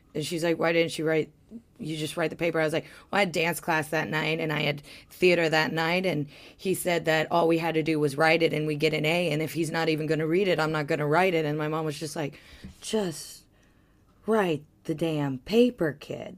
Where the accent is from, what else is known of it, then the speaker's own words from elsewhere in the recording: Ohio, United States; moved away; I grew up in Ohio